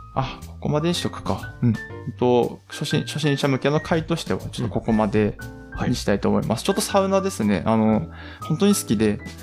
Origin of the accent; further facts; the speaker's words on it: Aomori, Japan; まあ、僕たちは青森県なんですけど